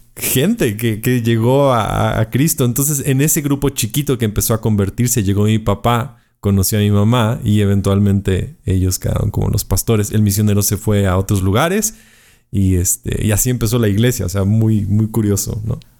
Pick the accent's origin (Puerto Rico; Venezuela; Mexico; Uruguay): Mexico; Puebla; estoy en la ciudad de Puebla, México, que es la cuarta ciudad más grande del país. Eh, nací aquí en Puebla